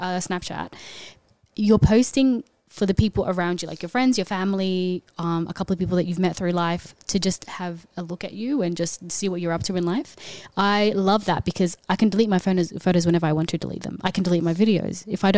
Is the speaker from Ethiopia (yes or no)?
yes; Ethiopia; And obviously I'm from Ethiopia, so I love you guys too.